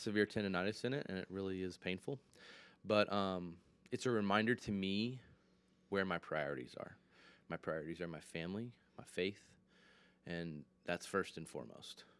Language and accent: English; Michigan, United States; now in Lynchburg, United States; I'm originally from Michigan